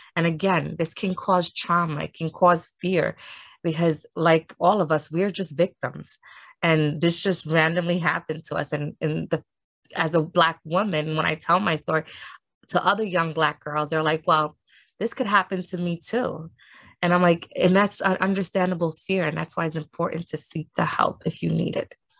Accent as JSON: {"language": "English", "town": "New York City", "region": "New York", "country": "United States", "tie": "born or raised there", "said": "I grew up uh, in Harlem, and I am from New York City"}